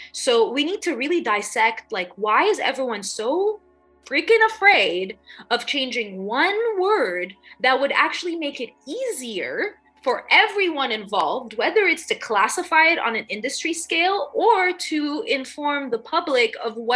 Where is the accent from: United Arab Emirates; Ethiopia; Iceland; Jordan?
United Arab Emirates; Dubai; You know, I grew up in Dubai, and even then, I knew I was an outsider because I'm Lebanese, I'm Egyptian, I'm there as an expat.